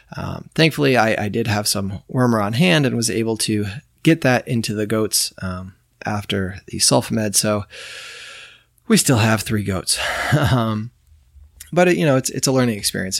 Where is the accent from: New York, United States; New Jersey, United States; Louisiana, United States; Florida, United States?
New York, United States; moved away; I grew up in New York